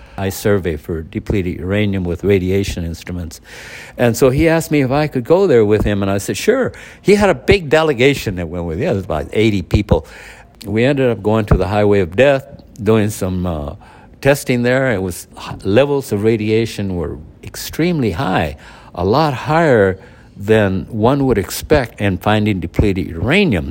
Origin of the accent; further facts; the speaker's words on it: United States; I'm an American